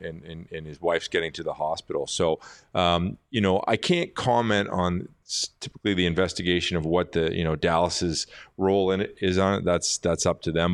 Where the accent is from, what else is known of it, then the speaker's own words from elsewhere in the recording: Richmond Hill, Ontario, Canada; moved away; I grew up in Richmond Hill.